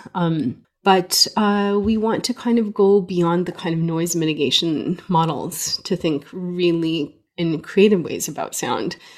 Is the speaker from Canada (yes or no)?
yes; Canada; also born or lived in Beirut, Lebanon; I grew up in Canada, born in Beirut, Lebanon, uh, to Armenian parents